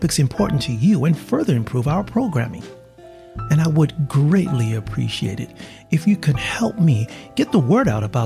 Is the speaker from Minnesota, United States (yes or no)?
no; New York City, New York, United States; now in Taiwan; And I'm from New York City, not too far. So, you know, well, right now I'm in Taiwan, mm-hmm. but that's home.